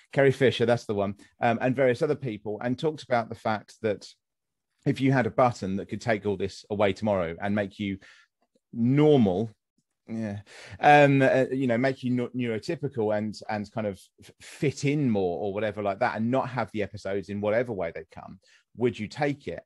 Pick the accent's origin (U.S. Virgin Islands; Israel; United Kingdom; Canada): United Kingdom; accent: British; a British person with my accent